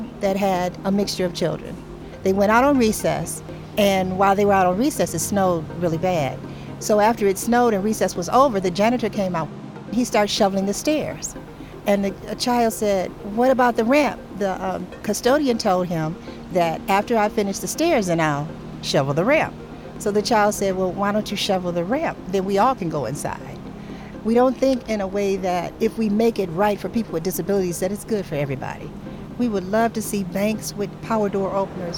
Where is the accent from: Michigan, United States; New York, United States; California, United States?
Michigan, United States; Detroit; I grew up on LaSalle Boulevard